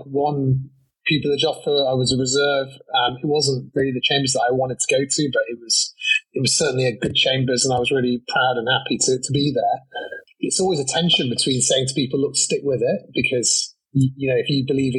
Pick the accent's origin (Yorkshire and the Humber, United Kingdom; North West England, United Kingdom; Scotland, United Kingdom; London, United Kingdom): North West England, United Kingdom; Manchester; I come from Manchester